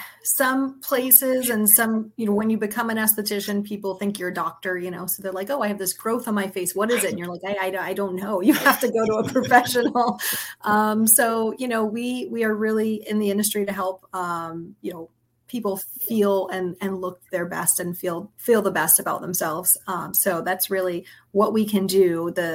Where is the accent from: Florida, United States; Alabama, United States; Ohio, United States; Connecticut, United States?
Florida, United States; Southwest; also born or lived in Staten Island, New York; We moved down here in 84. So I was two. Wow. And so I grew up down here and, you know, tried for a little while to go away to college. And then I came right back. I was like, nothing is more beautiful than Southwest Florida. I'm coming home.